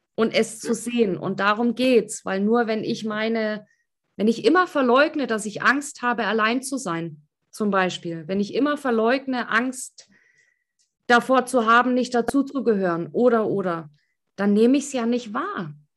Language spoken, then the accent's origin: German; East Germany, Germany; ich komme ja aus dem Osten